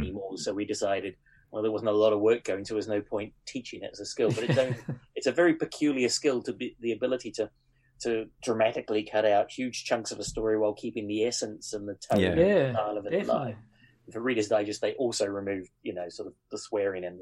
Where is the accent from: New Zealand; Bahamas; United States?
New Zealand; moved away; I grew up in New Zealand